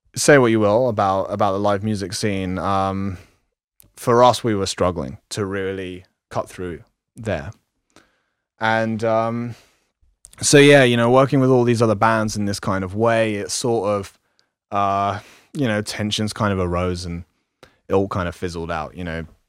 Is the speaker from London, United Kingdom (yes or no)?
yes; London, United Kingdom; moved away as an adult; I was born in London and lived in the kind of slums for, most of my life there.